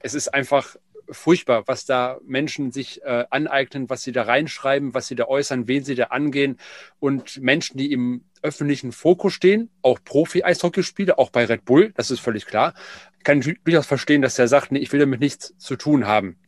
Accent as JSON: {"language": "German", "town": "Essen", "region": "North Rhine-Westphalia", "country": "Germany", "tie": "born or raised there", "said": "ich bin ja gebürtiger Essener"}